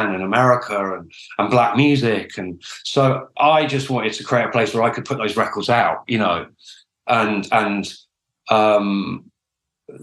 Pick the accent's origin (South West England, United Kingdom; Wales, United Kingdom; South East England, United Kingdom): South East England, United Kingdom; Oxford; I grew up in Oxford